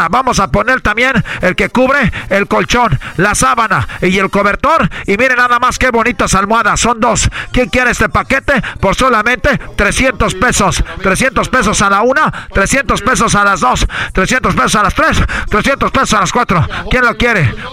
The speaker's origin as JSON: {"language": "Spanish", "country": "Mexico", "said": "como buen mexicano mexicano, tenemos aquí"}